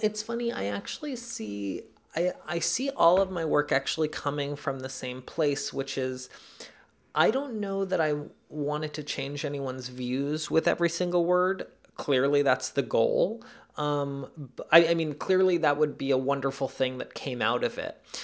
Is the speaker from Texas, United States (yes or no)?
no; New York City, New York, United States; also born or lived in Caracas, Venezuela; I grew up in New York.